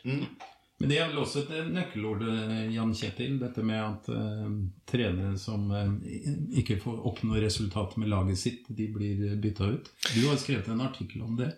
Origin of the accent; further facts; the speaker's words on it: Sarpsborg, Østfold, Norway; Jeg er selv fra Sarpsborg, som både Cato og Sten Gunnar